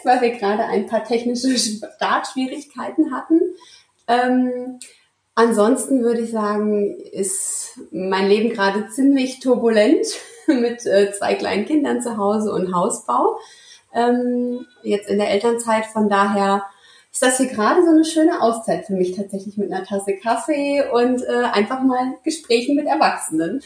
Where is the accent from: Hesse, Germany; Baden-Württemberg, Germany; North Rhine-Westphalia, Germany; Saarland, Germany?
Hesse, Germany; Marburg; ich komme aus dem schönen mittelhessischen Marburg an der Lahn. Ähm, ja, relativ langweilig. Ich bin hier geboren, aufgewachsen und hier geblieben.